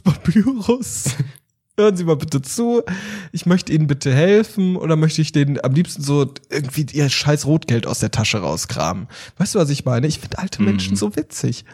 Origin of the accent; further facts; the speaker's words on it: Cologne, North Rhine-Westphalia, Germany; moved away; ich bin jetzt mal in meine Heimat zurückgegangen und bin auch mal in Köln jetzt